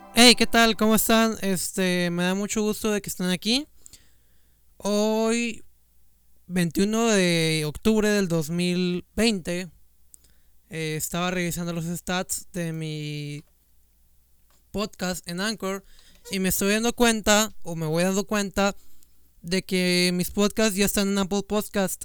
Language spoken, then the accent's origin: Spanish; Mexico; yo soy de México